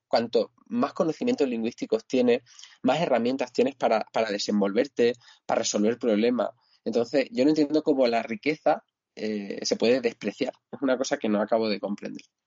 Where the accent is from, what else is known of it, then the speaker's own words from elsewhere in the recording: Extremadura, Spain; now in Cáceres, Spain; mirador de la pregonera, ¿no? En lo alto de, mi pueblo